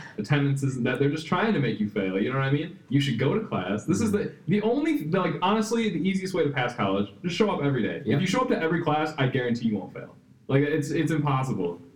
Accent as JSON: {"language": "English", "region": "Wisconsin", "country": "United States", "tie": "born or raised there", "said": "I was born and raised here"}